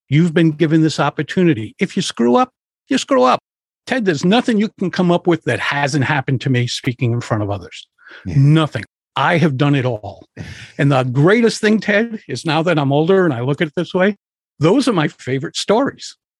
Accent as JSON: {"language": "English", "town": "Providence", "region": "Rhode Island", "country": "United States", "tie": "born or raised there", "said": "I grew up in Providence, Rhode Island"}